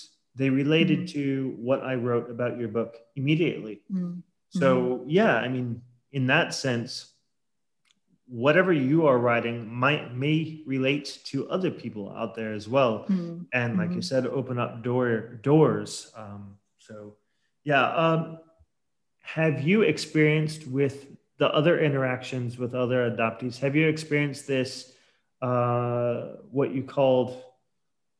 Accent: Portland, Oregon, United States; moved away; I grew up in Portland, Oregon.

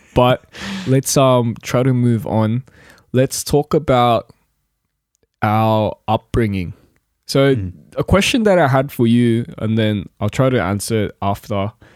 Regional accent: Lidcombe, New South Wales, Australia; also born or lived in Korea; I'm from Lidcombe. I grew up in Lidcombe, basically.

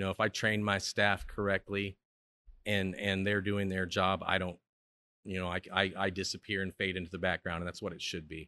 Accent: Chicago, Illinois, United States; now in Stillwater, United States; I'm from Chicago, so, I mean, I like to visit my hometown any chance I get

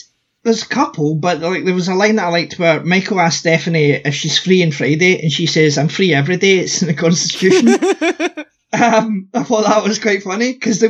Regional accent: United Kingdom

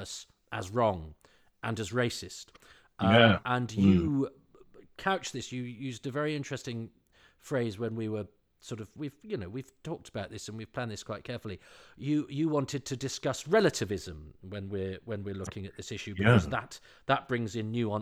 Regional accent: Ludlow, West Midlands, United Kingdom; when I was growing up, there was one black man in Ludlow

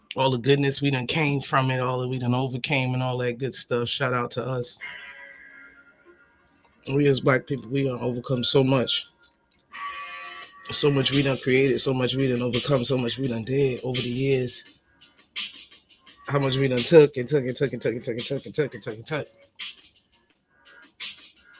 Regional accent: United States; also born or lived in Trinidad and Tobago (ancestry); now in Southern United States; I'm a Northern person. I come from the North, you know. New York, New Jersey, we're proud.

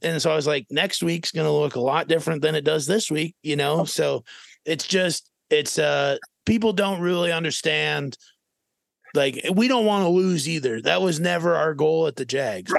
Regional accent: Minnesota, United States; moved away as an adult; also born or lived in Fairmont, Minnesota; now in Arizona, United States; I was from Minnesota

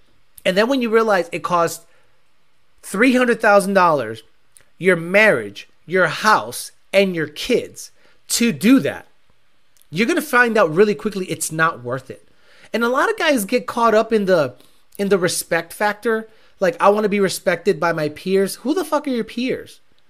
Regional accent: South Carolina, United States; I'm from South Carolina. All dealerships are closed Sundays.

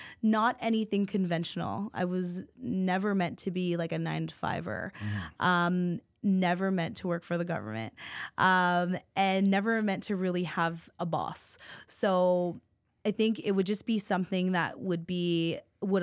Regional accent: Philippines; My mom is a nurse. I'm Filipino, so, you know, I was forced that way.

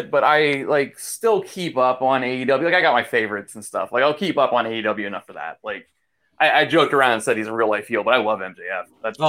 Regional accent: Pittsburgh, Pennsylvania, United States; I'm from Pittsburgh.

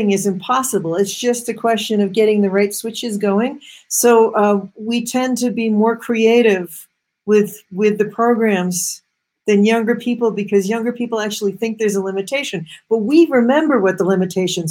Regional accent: Massachusetts, United States; I grew up in Massachusetts, which is the cradle of computers

